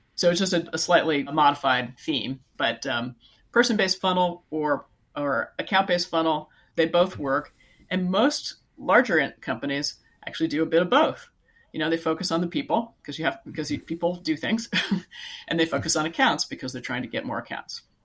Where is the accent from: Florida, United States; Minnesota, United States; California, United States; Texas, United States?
California, United States; Silicon Valley; I live in California, so I grew up in Silicon Valley